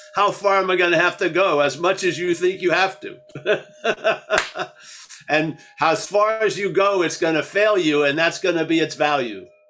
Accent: United States; I grew up in America. I've learned English in this way

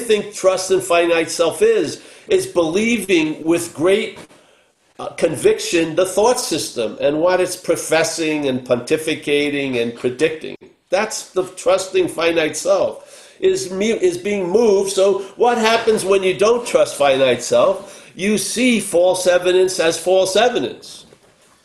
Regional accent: New York, United States; When I was growing up in New York

